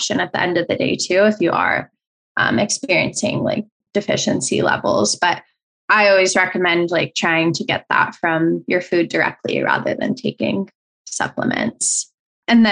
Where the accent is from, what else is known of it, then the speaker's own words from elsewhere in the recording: Colorado, United States; now in California, United States; I grew up in Colorado